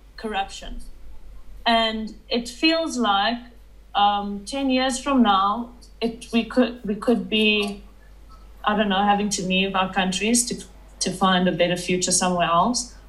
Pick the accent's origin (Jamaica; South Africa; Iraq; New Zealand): South Africa; Johannesburg, Gauteng; I am a drone operator from Johannesburg, South Africa, and I was born in Johannesburg, South Africa